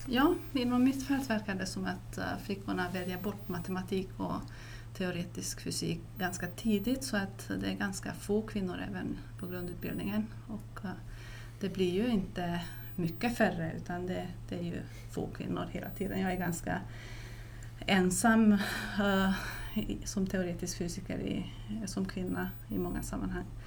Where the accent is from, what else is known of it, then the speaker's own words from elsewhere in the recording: Transylvania, Romania; now in Sweden; Transylvanien som jag kommer ifrån